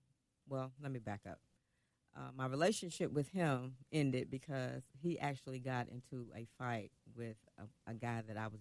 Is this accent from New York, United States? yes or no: no; Jackson, Kentucky, United States; moved away as an adult; also born or lived in Atlanta, Georgia; I'm from Kentucky.